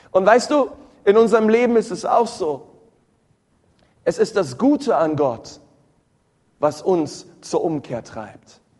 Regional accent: Berlin, Germany; Ich war früher immer in der Sonntagsschule. Ich bin in Berlin groß geworden, in einer Ortsgemeinde.

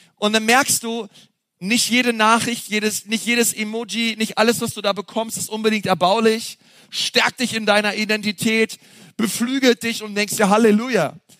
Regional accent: Berlin, Germany; now in Franconia, Germany; Ich komme ja aus Berlin

